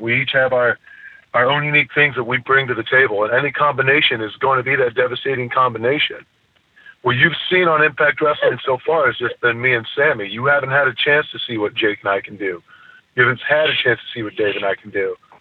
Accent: near Toledo, Ohio, United States; I use Toledo as my hometown literally because it's the only city close enough that anybody would know. Ohio's a different place. I grew up poor as hell

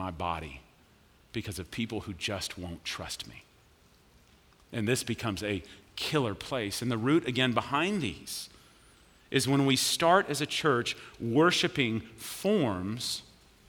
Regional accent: Richardson, Texas, United States; moved away as an adult; I grew up in Richardson

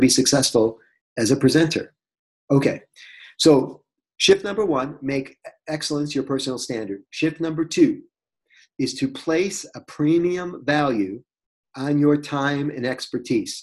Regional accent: Detroit, Michigan, United States; I'm from Detroit.

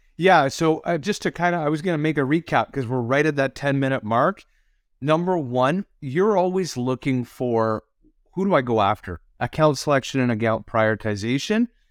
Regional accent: Canada; as a Canadian

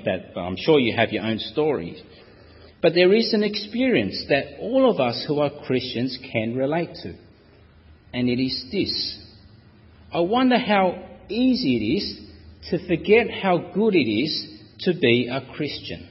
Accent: Australia; as an Australian citizen

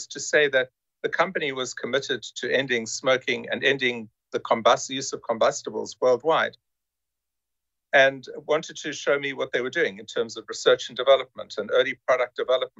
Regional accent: South Africa; moved away as an adult; also born or lived in United States; I'm originally from South Africa, still proudly South African, and also a US citizen

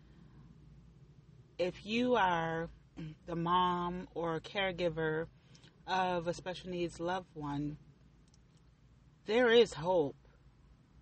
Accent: Buffalo, New York, United States; moved away as an adult; I grew up in Buffalo, New York. I lived there mostly all of my life.

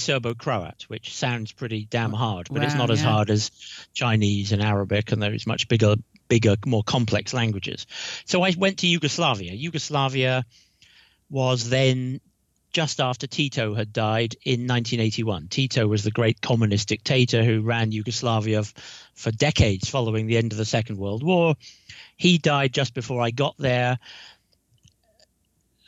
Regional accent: United Kingdom; accent: British; my British accent

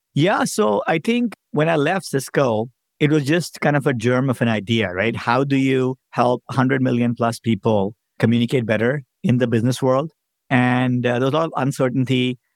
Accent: India; moved away as an adult; now in United States; I grew up in India as an immigrant.

